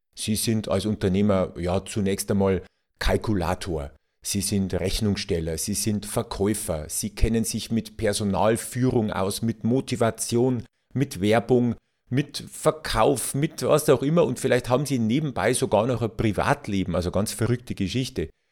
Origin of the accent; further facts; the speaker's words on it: Bavaria, Germany; als Bayer